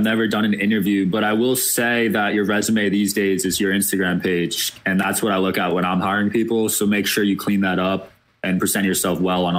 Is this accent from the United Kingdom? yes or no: no; Bridgewater, New Jersey, United States; now in Jersey City, United States; I grew up in Bridgewater, which is about an hour away.